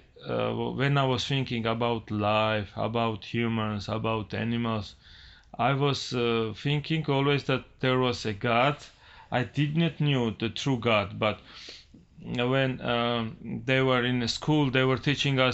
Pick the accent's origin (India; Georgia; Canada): Georgia; I was born and raised in Georgia, Republic of Georgia, not state Georgia.